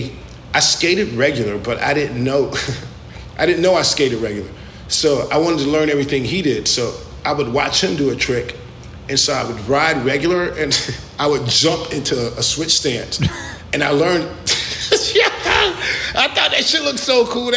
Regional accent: Jacksonville, Florida, United States; also born or lived in Killeen, Texas; I grew up in Jacksonville, Florida

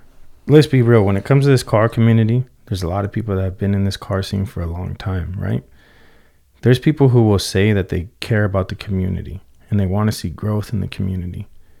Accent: West Coast, United States; And even though I was raised on the West Coast, I spent a lot of my youth in the East Coast because that's where family's always been.

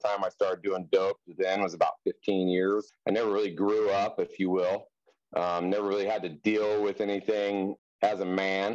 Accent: Wheat Ridge, Colorado, United States; now in Durango, United States; I was born and raised in Wheat Ridge, Colorado, on the Front Range near Denver

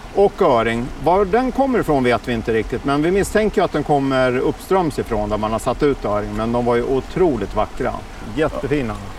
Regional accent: Uppsala, Uppsala County, Sweden; när jag växte upp här i Uppsala

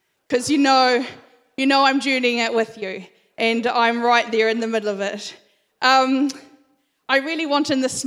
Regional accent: Christchurch, Canterbury, New Zealand; So I grew up in Christchurch. I spent all of my life in Christchurch

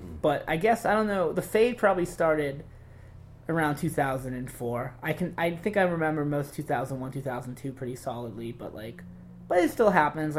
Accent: Boston, Massachusetts, United States; I grew up in Boston

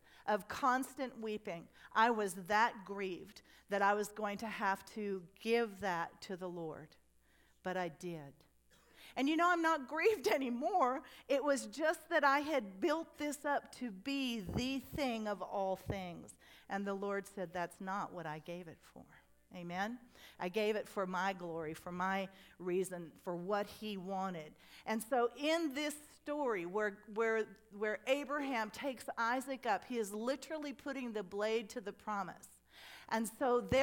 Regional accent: United States; I grew up on the Mississippi River

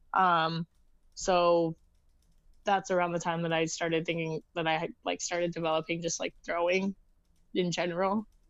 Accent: Arizona, United States; moved away as an adult; also born or lived in Los Angeles, California; now in Brooklyn, United States; I'm originally from Arizona, born and raised there.

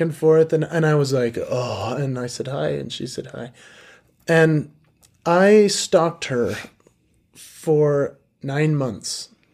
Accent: Park City, Utah, United States; also born or lived in Salt Lake City, Utah; I was born in Salt Lake City, but I was raised in Park City. So I I grew up in a very interesting community.

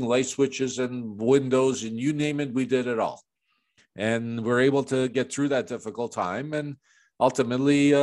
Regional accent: Chicago, Illinois, United States; moved away; also born or lived in Toronto, Canada / Florida, United States; I was born and raised in Chicago

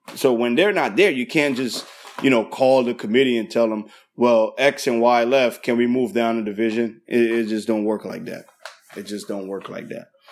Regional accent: East Orange, New Jersey, United States; I grew up in East Orange, New Jersey.

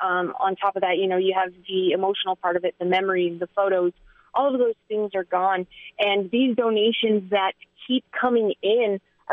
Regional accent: Las Vegas, Nevada, United States; He had no idea that I was from Las Vegas

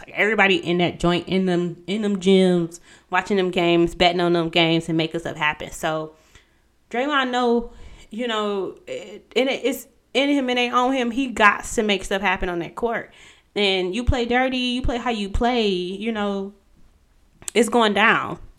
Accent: Pontiac, Michigan, United States; I'm from Pontiac.

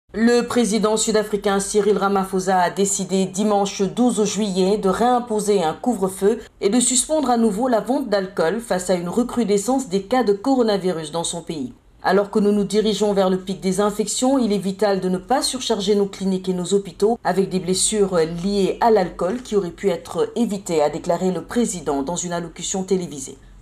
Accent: Guinea; now in Lille, France; je suis guinéenne et je suis actuellement étudiante à Polytech Lille

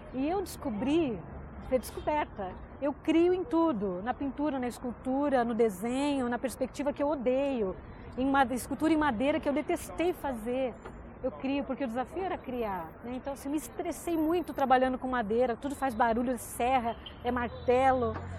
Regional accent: São Paulo, Brazil; Eu tenho 47 anos, sou de São Paulo

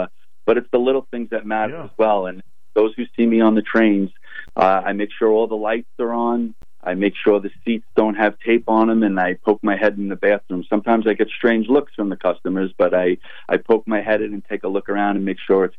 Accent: Long Island, New York, United States; I grew up on Long Island, and I currently reside in Port Jefferson Station

